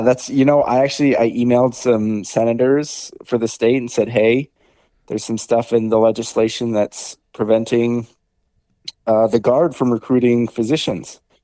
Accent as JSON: {"language": "English", "town": "Bemidji", "region": "Minnesota", "country": "United States", "tie": "born or raised there", "said": "born and raised in Bemidji, Minnesota, you know, out in the woods"}